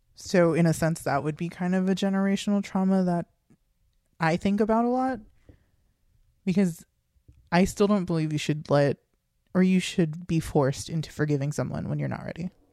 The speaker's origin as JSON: {"language": "English", "country": "United States", "tie": "born or raised there", "said": "growing up in America"}